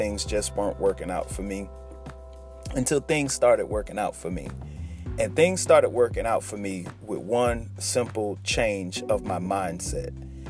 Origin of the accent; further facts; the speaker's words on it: Sanford, Florida, United States; I'm from Sanford